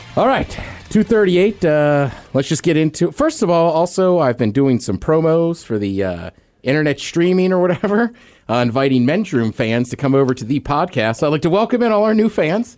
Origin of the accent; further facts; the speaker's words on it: College Park, Maryland, United States; I'm from College Park, Maryland. It's where I grew up, outside of, uh, D C